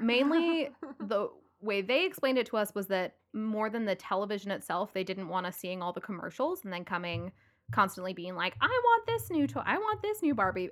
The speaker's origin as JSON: {"language": "English", "town": "Louisville", "region": "Kentucky", "country": "United States", "tie": "born or raised there", "said": "Kelsey and I grew up together in Louisville, Kentucky"}